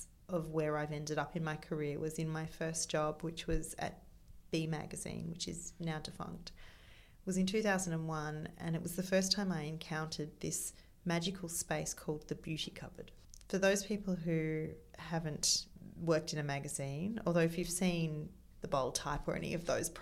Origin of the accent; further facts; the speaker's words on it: Melbourne, Victoria, Australia; moved away as an adult; also born or lived in Sydney; I was born in Melbourne. I moved to Sydney before my 19th birthday.